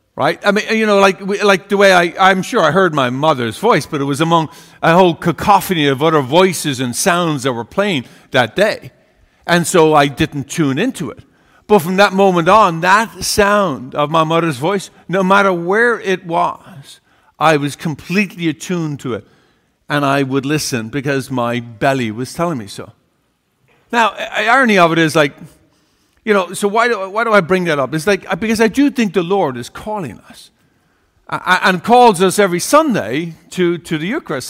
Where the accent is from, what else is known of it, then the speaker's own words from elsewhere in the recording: Ireland; growing up in Ireland, uh, one of twelve children